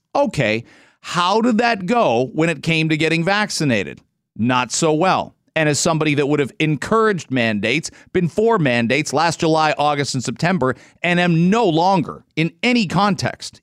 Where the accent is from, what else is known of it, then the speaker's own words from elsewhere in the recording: London, Ontario, Canada; moved away as an adult; now in Toronto, Canada; I grew up in London, Ontario